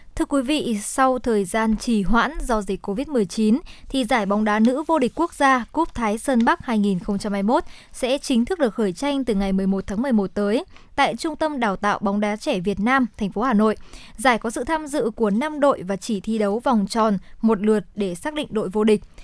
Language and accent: Vietnamese; Hòa Bình, Vietnam; quê hương của mình